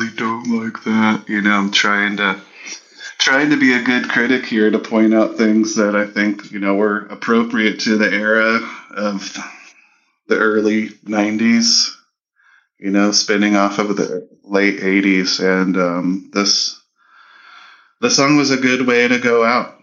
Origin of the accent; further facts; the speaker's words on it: Canada; as a Canadian